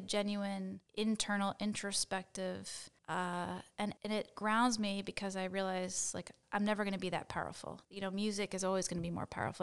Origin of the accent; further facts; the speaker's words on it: suburb of Philadelphia, Pennsylvania, United States; moved away as an adult; now in Princeton, United States; I grew up in Pennsylvania. Uh, I'm not too far from kind of a suburb of Philadelphia.